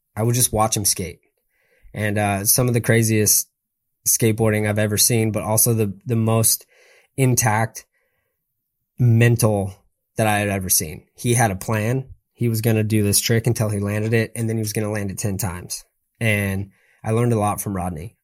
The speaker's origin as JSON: {"language": "English", "town": "San Clemente", "region": "California", "country": "United States", "said": "I'm from San Clemente, you know, so it's like surf, skate, community"}